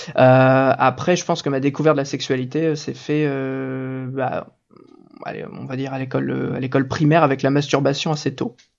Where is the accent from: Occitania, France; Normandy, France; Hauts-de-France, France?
Normandy, France; je viens de Normandie